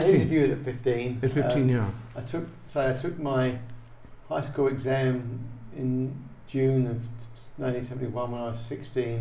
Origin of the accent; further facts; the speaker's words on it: Dagenham, London, United Kingdom; Well, I was I was born in April 1955, um, basically Essex, which is just east of London. Um, I lived um, first, well, 16 years in a place called Dagenham